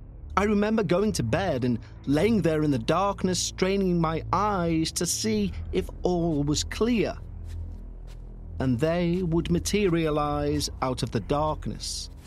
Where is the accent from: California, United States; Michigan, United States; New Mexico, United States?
New Mexico, United States; also born or lived in Utah; I'm 46 years old and I live in Utah. I was born in Utah, but I was raised in northern New Mexico.